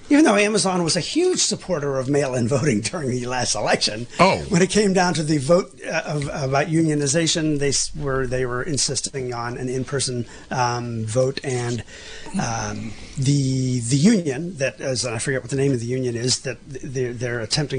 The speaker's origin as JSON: {"language": "English", "town": "Pittsburgh", "region": "Pennsylvania", "country": "United States", "tie": "born or raised there", "said": "Pinkerton Strike Breakers back in my hometown of Pittsburgh."}